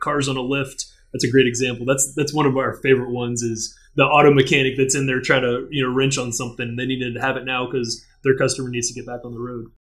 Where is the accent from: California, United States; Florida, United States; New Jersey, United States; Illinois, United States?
Florida, United States; Orlando; third generation from Orlando, grew up here